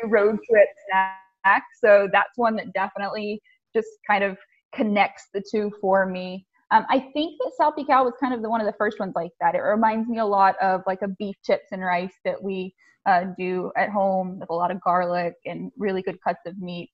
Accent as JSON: {"language": "English", "region": "the South", "country": "United States", "said": "I come from the South too"}